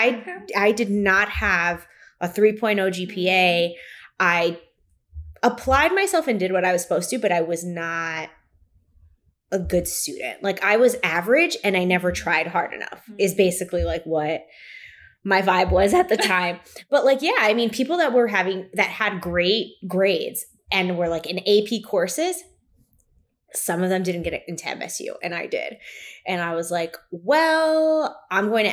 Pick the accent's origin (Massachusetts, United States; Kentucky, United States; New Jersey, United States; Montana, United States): New Jersey, United States; Kearny; I'm from Kearney.